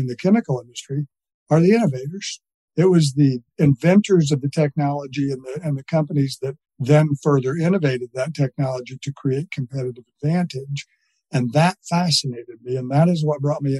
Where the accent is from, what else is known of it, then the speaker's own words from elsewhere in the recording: Missouri, United States; I'm from Missouri